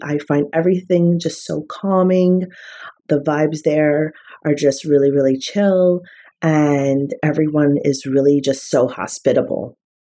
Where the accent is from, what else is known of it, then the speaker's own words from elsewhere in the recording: New York City, New York, United States; also born or lived in Malta; now in Long Island, United States; I am from New York City, born and raised